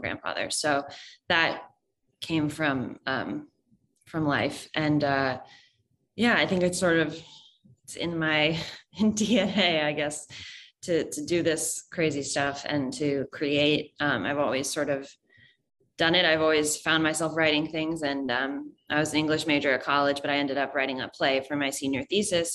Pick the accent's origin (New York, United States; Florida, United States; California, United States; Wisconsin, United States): New York, United States; New York City; I'm from New York City, so, um, a New York native